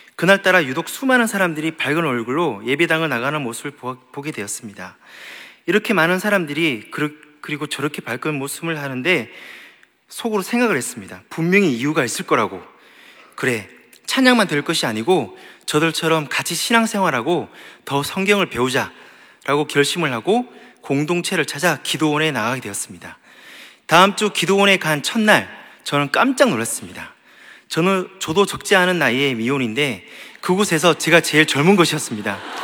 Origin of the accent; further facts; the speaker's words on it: Gyeongsang, South Korea; 나도 경상도인데